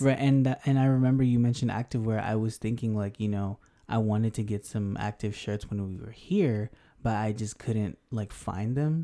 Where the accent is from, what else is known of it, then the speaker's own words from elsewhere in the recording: Denver, Colorado, United States; also born or lived in Houston, Texas; now in Japan; South Asian American from Denver, but Houston for life, always, always.